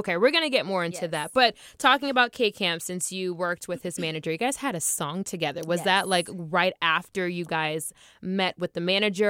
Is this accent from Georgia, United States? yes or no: yes; Clayton County, Georgia, United States; also born or lived in Henry County, Georgia; I'm from Henry County. Well, really Clayton County.